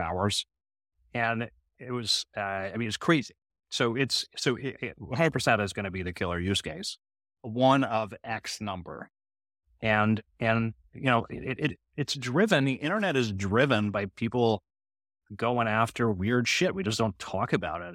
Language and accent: English; Canada; I'm a Canadian who loves America